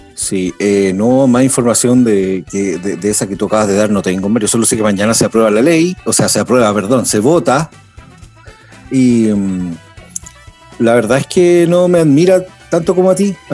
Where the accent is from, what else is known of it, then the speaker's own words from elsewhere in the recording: Chile; also born or lived in Argentina; me vine de bebé por razones eh, geopolíticas. Nací en Argentina, pero mis padres son chilenos